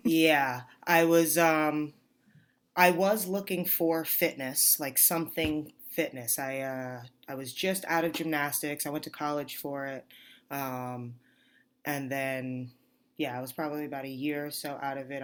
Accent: New York, United States; moved away as an adult; now in Arizona, United States; I grew up in New York.

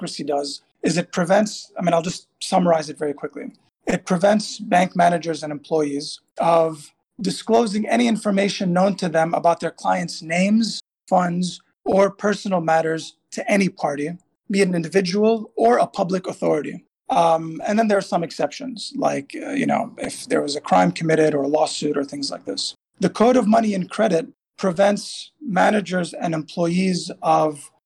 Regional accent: Tripoli, North Governorate, Lebanon; school in my hometown in Tripoli

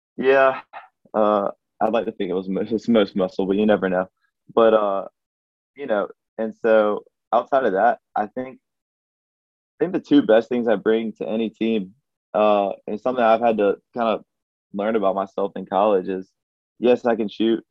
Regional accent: Alabama, United States; my home state

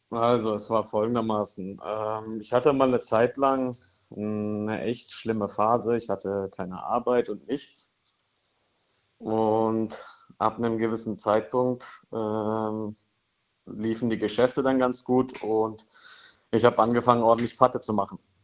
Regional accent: Karlsruhe, Baden-Württemberg, Germany; Ich komme aus Karlsruhe

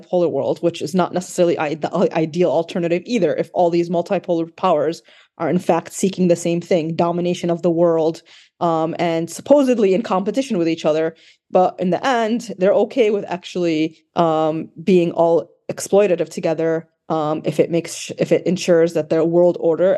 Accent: Chicago suburbs, Illinois, United States; now in Washington, D.C. area, United States; I am a Syrian-American activist who lives right outside D.C., born and raised in the Chicago suburbs.

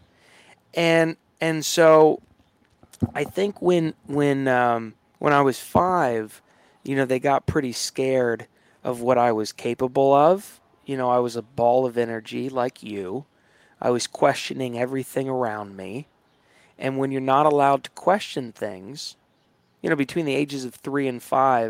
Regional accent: Hilton Head Island, South Carolina, United States; now in New York City, United States; I grew up in Hilton Head Island, South Carolina.

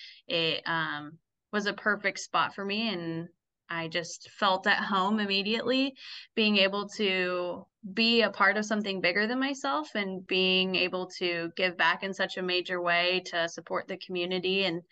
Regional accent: Wichita, Kansas, United States; moved away as an adult; also born or lived in Arkansas; I was born and raised in Wichita, but I had been living in Arkansas around the time I got connected to the club.

